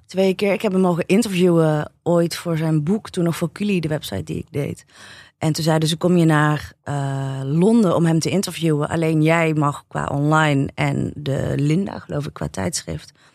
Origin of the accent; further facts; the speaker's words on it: North Brabant, Netherlands; ik ben in Brabant opgegroeid